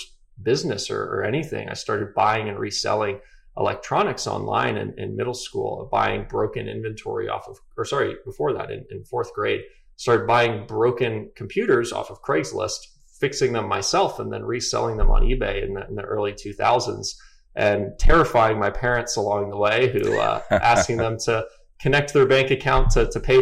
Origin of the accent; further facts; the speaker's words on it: Atlanta, Georgia, United States; I grew up in Atlanta.